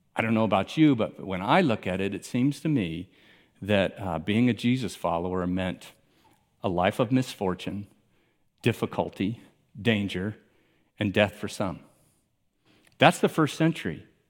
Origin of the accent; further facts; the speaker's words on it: Miami, Florida, United States; I grew up in Miami